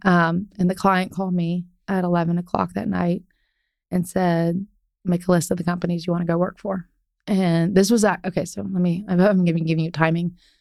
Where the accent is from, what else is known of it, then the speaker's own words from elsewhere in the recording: Ohio, United States; moved away as an adult; now in Dallas, United States; I grew up in Ohio